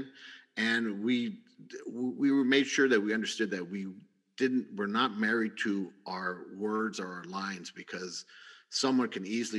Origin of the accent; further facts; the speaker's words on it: San Bernardino, California, United States; since I was a Chicano from San Bernardino